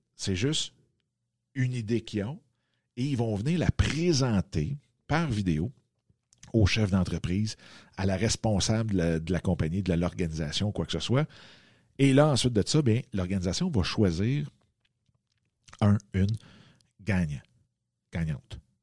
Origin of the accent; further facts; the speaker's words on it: Waterloo, Quebec, Canada; je suis revenu dans ma ville natale qui est ici à Waterloo